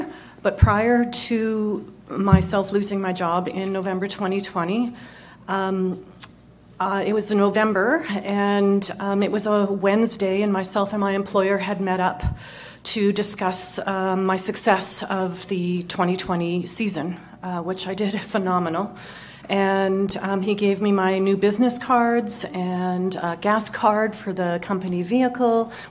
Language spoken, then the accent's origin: English; Winnipeg, Manitoba, Canada; Born and raised in Winnipeg